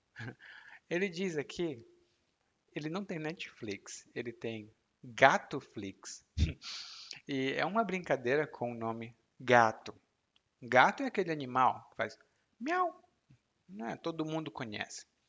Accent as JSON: {"language": "Portuguese", "country": "Brazil", "also_born_or_lived": "Salvador, Brazil", "moved": "yes", "said": "como brasileiro"}